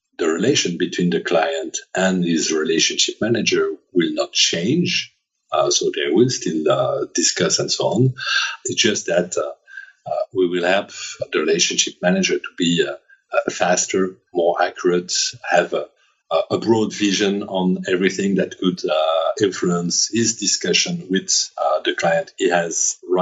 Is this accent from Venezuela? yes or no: no; France; accent: French; English is a second language